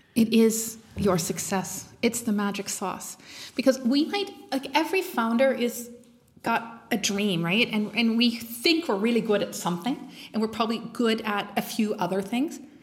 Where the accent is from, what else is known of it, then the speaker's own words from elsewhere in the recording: Canada; moved away as an adult; now in Germany; I am Canadian, moved to Germany um, a few years ago